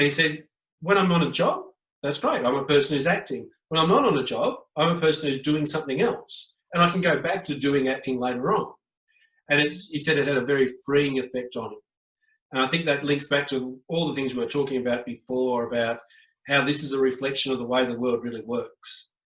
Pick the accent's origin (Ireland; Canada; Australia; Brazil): Australia; I am Australian